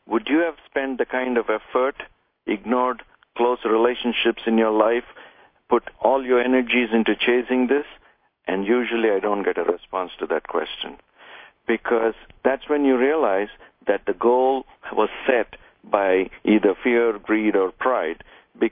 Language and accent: English; India; moved away; I came from India where we didn't have a whole lot